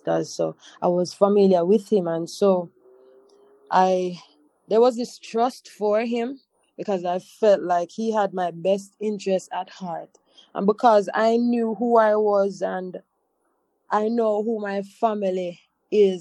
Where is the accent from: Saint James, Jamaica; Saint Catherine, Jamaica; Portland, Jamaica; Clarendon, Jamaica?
Saint James, Jamaica; Montego Bay; moved away as an adult; also born or lived in Kingston; I'm from Montego Bay.